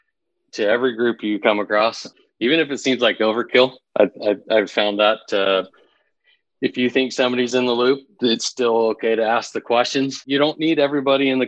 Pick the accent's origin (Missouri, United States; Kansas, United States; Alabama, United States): Kansas, United States; Grant County, Southwest; moved away; also born or lived in Houston; I grew up out in Southwest Kansas